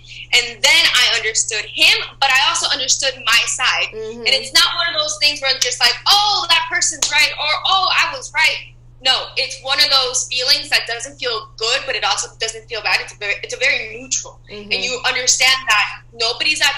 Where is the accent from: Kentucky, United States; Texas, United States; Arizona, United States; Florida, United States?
Florida, United States; Miami; moved away as an adult; now in Chicago, United States; I'm from Miami, Florida. I moved to Chicago about 5 years ago.